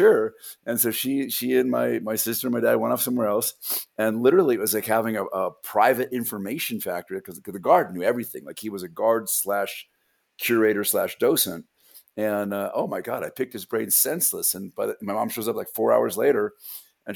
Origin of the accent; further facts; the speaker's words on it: Los Angeles, California, United States; I grew up in a place in Southern California known as Porn Valley, aka the San Fernando Valley